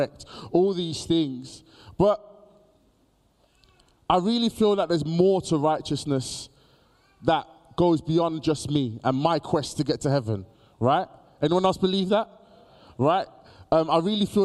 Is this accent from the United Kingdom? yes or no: yes; Birmingham, West Midlands, United Kingdom; Born and raised in Birmingham